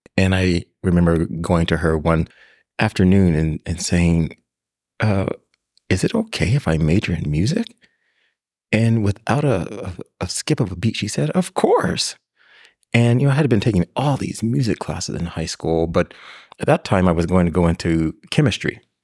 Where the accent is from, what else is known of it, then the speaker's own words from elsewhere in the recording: Pasadena, California, United States; third, fourth generation from Pasadena, California, and came through public schools. So, through Longfellow Elementary, Washington Middle School, John Muir High School